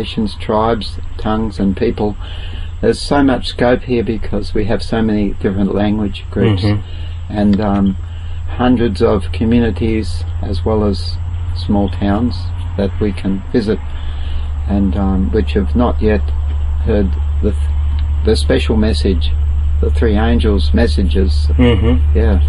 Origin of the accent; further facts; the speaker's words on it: Murray Bridge, South Australia, Australia; moved away as an adult; now in Northern Territory, Australia; Murray Bridge was my birthplace, and I started in a caravan on the Murray River, and I'm still in the caravan up here in Northern Territory